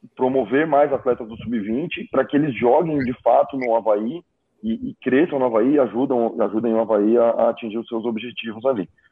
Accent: São Paulo, Brazil; moved away; Sou de São Paulo

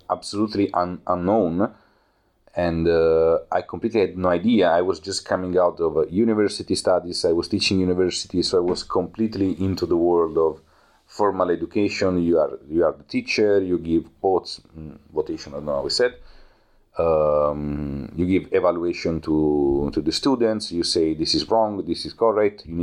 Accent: Italy; English is a second language; moved away as an adult; now in Berlin, Germany; Uh, I come from Italy. I am a video maker and photographer

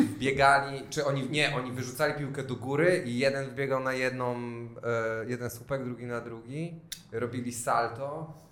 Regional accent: Wrocław, Lower Silesian Voivodeship, Poland; u nas we Wrocławiu

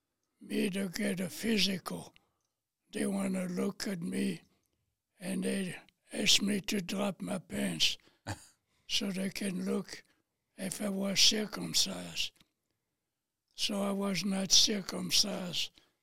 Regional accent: Paris, Île-de-France, France; moved away; I was born in Paris, France.

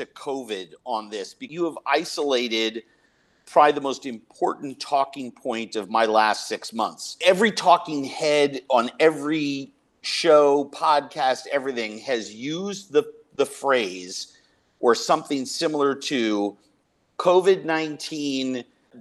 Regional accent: Minneapolis, Minnesota, United States; the Minneapolis Police Department here in my hometown

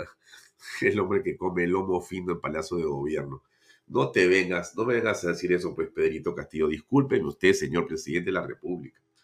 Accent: Lima, Peru; los, que hemos nacido en Lima, todos tenemos vinculación con provincia

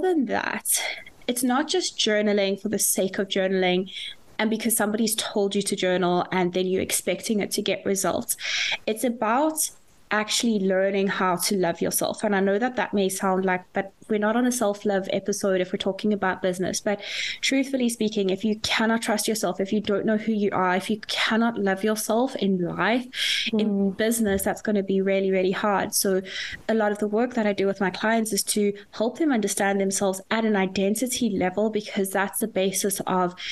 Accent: South Africa; now in Dublin, Ireland; I am a South African living in Dublin

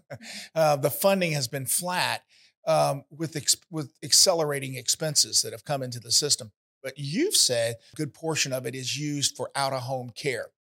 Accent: Ocala, Florida, United States; my hometown, Ocala

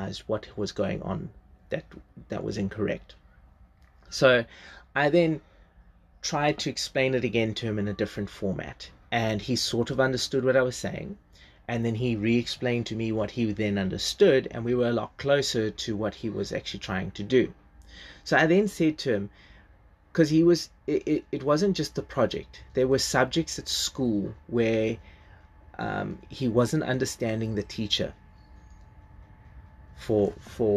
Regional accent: South Africa; first language English; I was better at Zulu when I was growing up

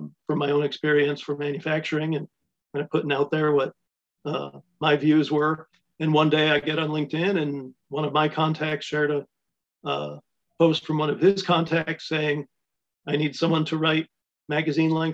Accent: Ironwood, Michigan, United States; my hometown of Ironwood

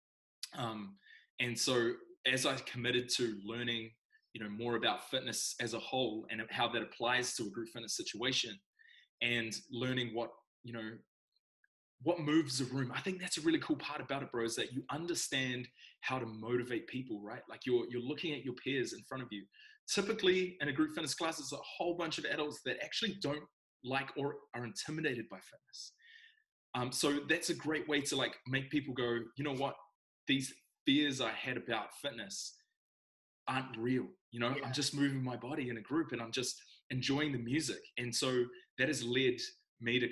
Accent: Wellington, New Zealand; I'm born and raised in Wellington

